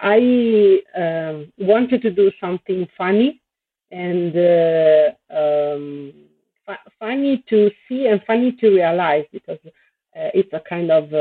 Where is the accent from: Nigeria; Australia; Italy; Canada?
Italy; I came from Italy